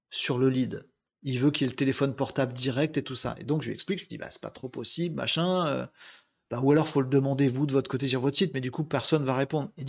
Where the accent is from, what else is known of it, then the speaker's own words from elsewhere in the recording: Hauts-de-France, France; oui, je suis du Nord, ouais, bah oui, c'est pas très distingué.